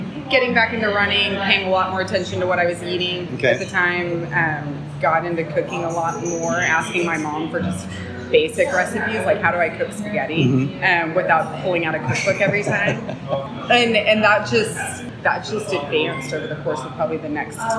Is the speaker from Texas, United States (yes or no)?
yes; Corpus Christi, Texas, United States; also born or lived in Dallas; I am originally from Corpus, born and raised, as they say